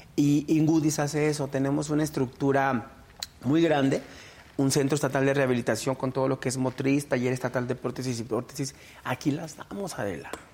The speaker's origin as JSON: {"language": "Spanish", "region": "Guanajuato", "country": "Mexico", "tie": "born or raised there", "said": "yo soy originario aquí de Guanajuato, pero orundio de una comunidad rural, de un ranchito chiquito, chiquito de San Diego, otro municipio de aquí de León"}